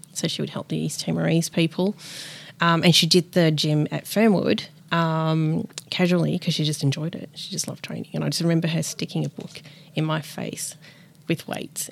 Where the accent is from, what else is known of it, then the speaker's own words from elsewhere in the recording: Melbourne, Victoria, Australia; also born or lived in Peru; I grew up in Melbourne, Richmond